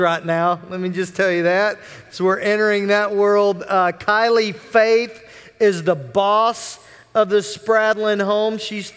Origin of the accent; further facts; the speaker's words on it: Oklahoma City, Oklahoma, United States; I am from Oklahoma City